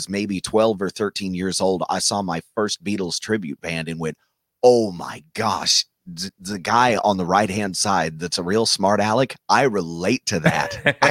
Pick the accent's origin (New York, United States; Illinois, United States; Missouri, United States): Missouri, United States; Branson; I'm from Branson. I live in Branson.